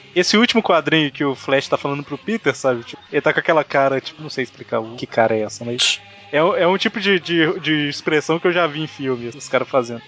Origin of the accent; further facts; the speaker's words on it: Minas Gerais, Brazil; accent: mineirês; Existem pessoas que falam mais mineirês que eu, mas eu falo mineirês